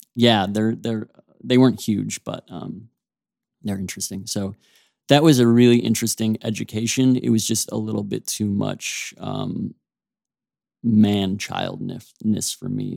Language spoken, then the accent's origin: English; Oak Park, Illinois, United States; I grew up right outside of Chicago in a suburb called Oak Park